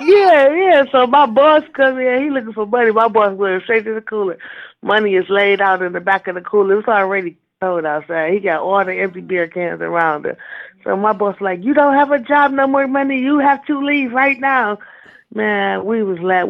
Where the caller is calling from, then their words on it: Cleveland, Ohio, United States; I'm calling from Cleveland